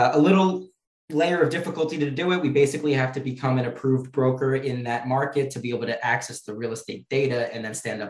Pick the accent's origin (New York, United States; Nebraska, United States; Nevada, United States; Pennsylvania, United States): New York, United States; I'm from New York